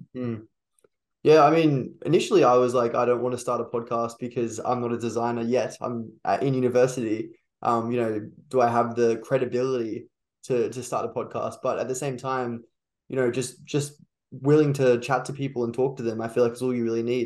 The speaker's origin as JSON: {"language": "English", "town": "Brisbane", "region": "Queensland", "country": "Australia", "said": "I'm from Brisbane"}